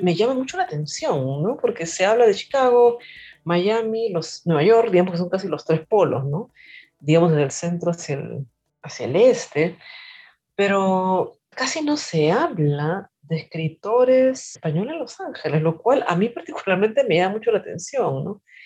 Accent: Peru; Yo nací en Perú, estudié literatura en la Universidad Nacional Mayor de San Marcos

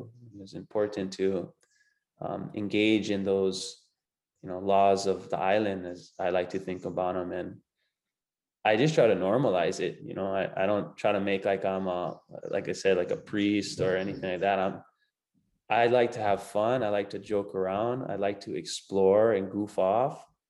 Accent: Hawaii, United States; I wouldn't want to sing Hawaiian you know, but I grew up singing Hawaiian and my family grew up singing Hawaiian.

